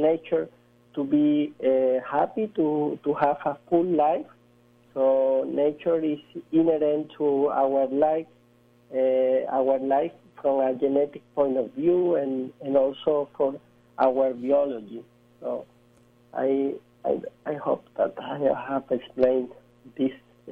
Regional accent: Spain; I'm coming from Spain, but I'm currently in New York City

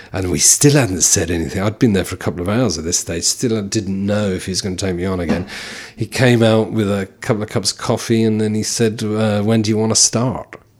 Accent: London, United Kingdom; now in County Carlow, Ireland; we all were born and bred in London, of Irish parents

